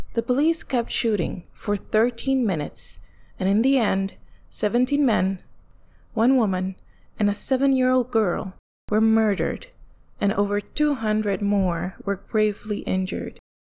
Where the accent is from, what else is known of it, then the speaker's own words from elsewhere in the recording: Ponce, Puerto Rico; moved away; proud Ponceña, a daughter of La Perla del Sur, the Pearl of the South. I grew up in Villa Delicias